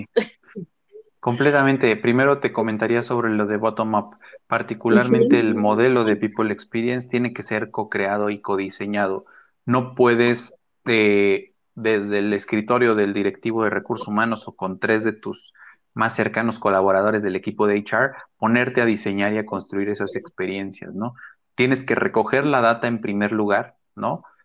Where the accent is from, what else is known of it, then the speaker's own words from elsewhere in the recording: Mexico; que tenemos ahora en México como mexicanos